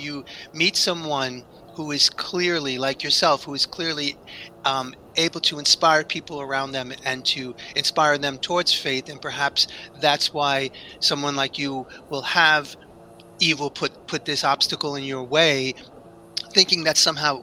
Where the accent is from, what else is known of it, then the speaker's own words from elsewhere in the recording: New York, United States; I grew up in New York